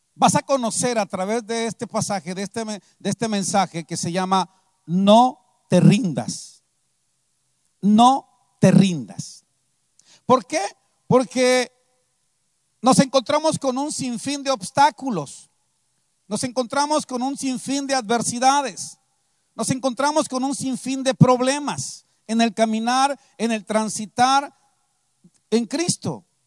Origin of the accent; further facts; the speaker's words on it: Veracruz, Mexico; moved away as an adult; also born or lived in San Vicente Tancuayalab, San Luis Potosí; now in San Luis Potosí, Mexico; porque soy de Veracruz, vengo del estado de San Luis Potosí, pero soy veracruzano